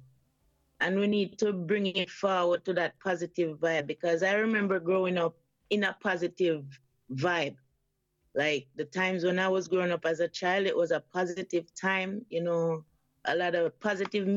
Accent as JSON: {"language": "English", "region": "Portland", "country": "Jamaica", "tie": "born or raised there", "moved": "as an adult", "lives_now": "Canada", "said": "I was born in the beautiful parish of Portland, Jamaica. And then I migrated to Canada, you know, in 95."}